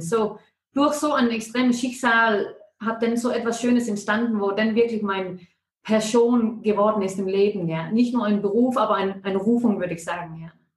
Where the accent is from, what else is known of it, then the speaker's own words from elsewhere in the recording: Denmark; German is a second language; moved away as an adult; now in Ilanz, Switzerland; wenn irgendetwas komisch tönt mit meinem Deutsch, ist es, weil ich bin Dänin, obwohl dass ich schon 20 Jahre hier